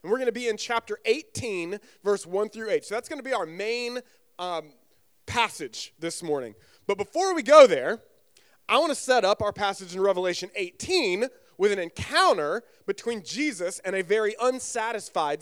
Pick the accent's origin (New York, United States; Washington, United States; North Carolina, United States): North Carolina, United States; also born or lived in Southern Virginia; now in Virginia, United States; I grew up actually in North Carolina